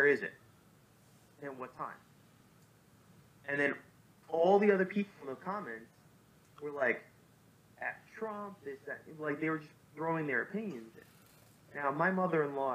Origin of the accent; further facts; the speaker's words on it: New York City, New York, United States; Me being a New Yorker